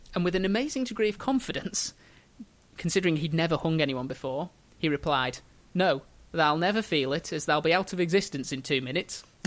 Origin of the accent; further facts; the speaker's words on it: Merseyside, North West England, United Kingdom; they put my hometown in Merseyside